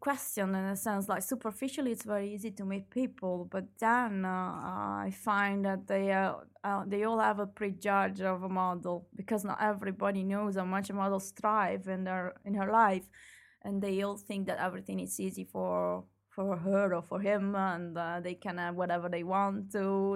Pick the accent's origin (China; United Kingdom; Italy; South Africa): Italy; moved away as an adult; now in Belgium; my hometown is in I, is in Italy